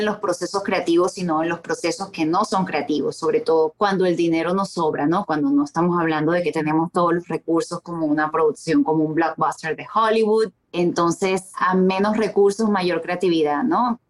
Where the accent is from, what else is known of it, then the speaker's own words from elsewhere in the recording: Venezuela; moved away as an adult; also born or lived in Colombia / Mexico / New York / Miami; Yo emigré de Venezuela en el 2010, viví en Colombia casi tres años